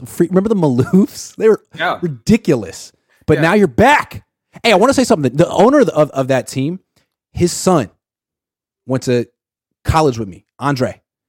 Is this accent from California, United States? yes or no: yes; Oakland, California, United States; I'm from Oakland.